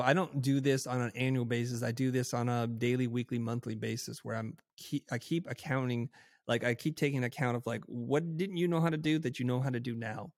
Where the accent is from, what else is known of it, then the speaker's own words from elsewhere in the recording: United States; growing up in America in the time then which I did